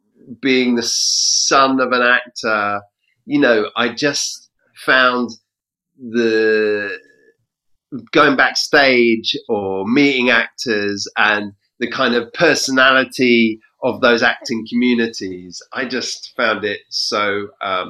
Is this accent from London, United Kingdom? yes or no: yes; London, United Kingdom; I grew up in Southeast London and moved around a bit because my dad's job. But ultimately, yeah, most of my childhood was in London, and that's where my mum still lives, and it's where I live now. I live in not Southeast London, but East London.